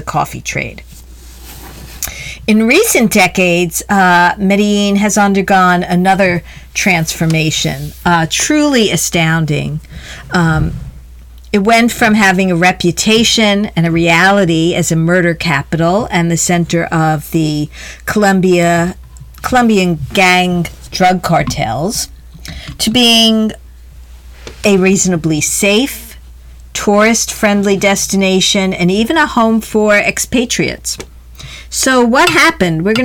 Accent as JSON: {"language": "English", "country": "United States", "said": "as an American"}